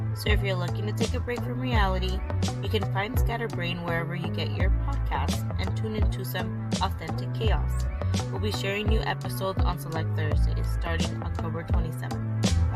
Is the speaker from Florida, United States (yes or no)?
yes; Miami, Florida, United States; moved away; I'm glad that I grew up there because of the diversity and because of like the culture. Miami has its own culture